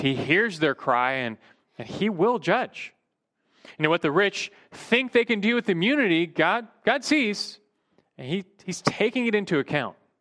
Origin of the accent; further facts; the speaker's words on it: United States; as American Christians